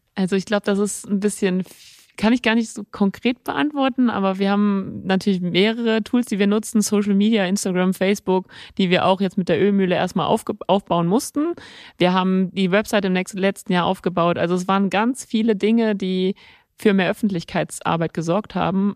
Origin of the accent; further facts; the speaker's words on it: Nörvenich, North Rhine-Westphalia, Germany; also born or lived in Mönchengladbach / Venlo; wir sind dann als Kinder, sind wir im Ort, wir sind im Ort aufgewachsen